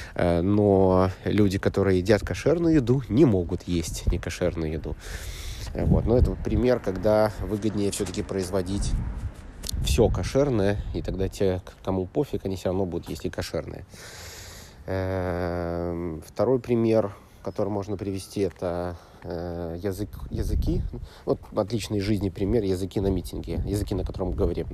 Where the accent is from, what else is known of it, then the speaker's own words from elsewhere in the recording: Belarus; я из Белоруссии